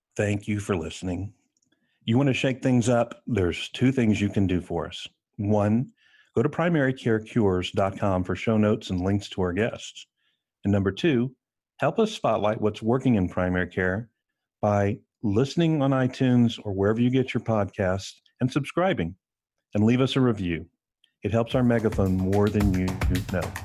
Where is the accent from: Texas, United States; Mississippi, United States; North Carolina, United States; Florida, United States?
Texas, United States; I'm from Texas